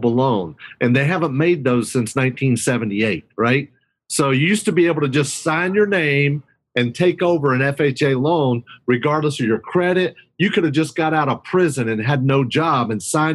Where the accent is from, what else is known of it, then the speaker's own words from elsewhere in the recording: Hickory, North Carolina, United States; I'm from Hickory, North Carolina, high school graduate